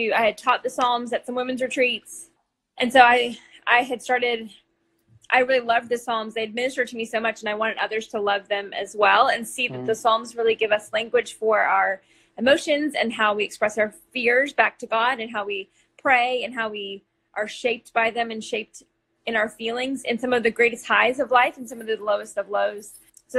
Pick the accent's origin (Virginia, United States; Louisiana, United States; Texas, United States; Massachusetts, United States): Texas, United States; Dallas; moved away as an adult; also born or lived in San Jose, California / Michigan; now in Arkansas, United States; I grew up in Dallas, mostly, Texas